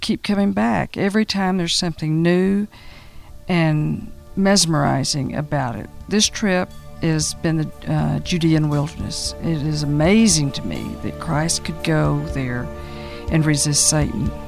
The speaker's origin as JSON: {"language": "English", "town": "Austin", "region": "Texas", "country": "United States", "said": "I'm from Austin, Texas, and this is my third trip to Jerusalem and to Israel"}